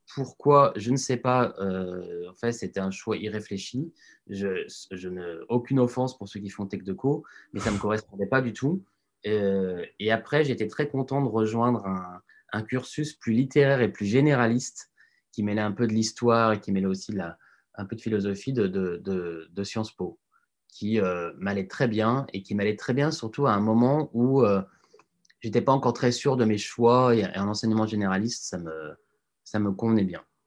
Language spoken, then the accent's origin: French; Lyon, Auvergne-Rhône-Alpes, France; moved away as an adult; also born or lived in Annecy; now in Paris, France; J'ai grandi à Lyon mais euh, mes parents étant restés à Annecy